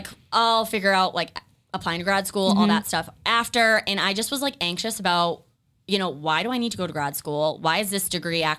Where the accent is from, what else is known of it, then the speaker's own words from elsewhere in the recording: Raynham, Massachusetts, United States; also born or lived in Amherst, Massachusetts; So I grew up in Rainham, Massachusetts, which some people also pronounce it like Rainham.